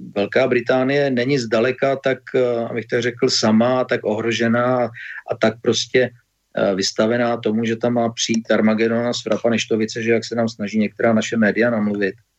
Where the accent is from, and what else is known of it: Czechia